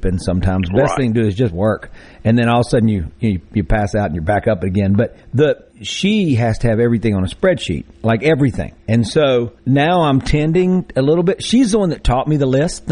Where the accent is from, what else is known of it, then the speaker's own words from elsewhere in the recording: Greenville, Mississippi, United States; I did grow up in Greenville, and many generations back